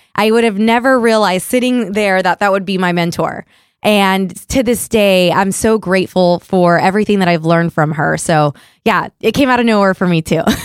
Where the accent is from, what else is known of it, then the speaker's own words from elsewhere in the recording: Puerto Rico; moved away; I'm originally from Puerto Rico